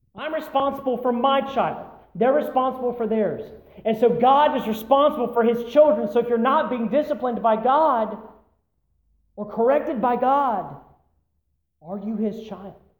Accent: United States; we as American Christians

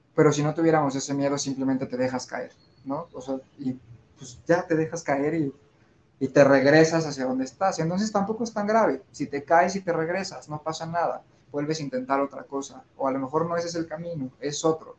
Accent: Mexico; somos mexicanos y estamos llenos y rodeados de la cultura mexicana

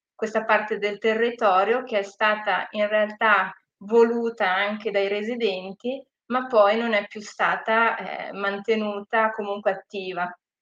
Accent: Gravedona, Lombardy, Italy; also born or lived in Australia; io sono nata e cresciuta a Gravedona, per cui sono anche local

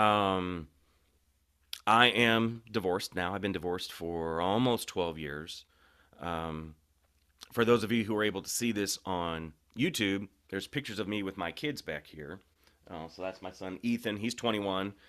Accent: St. Louis, Missouri, United States; I was born in Saint Louis

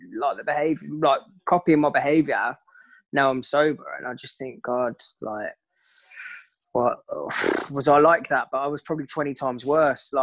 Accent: Coventry, West Midlands, United Kingdom; I'm originally from Coventry

